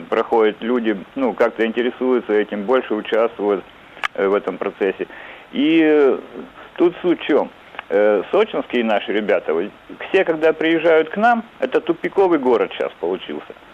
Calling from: Sochi, Krasnodar Krai, Russia; Добрый день. Я из города Сочи.

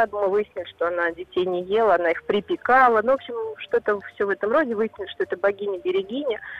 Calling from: Voronezh, Voronezh Oblast, Russia; Я из Воронежа.

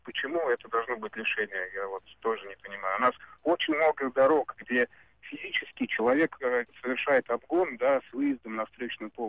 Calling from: Tambov, Tambov Oblast, Russia; звоню я из Тамбова.

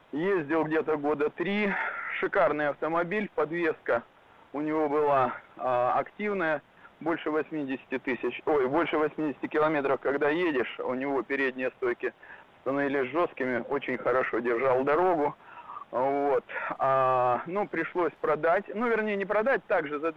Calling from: Japan; А, добрый день, э … я из Японии.

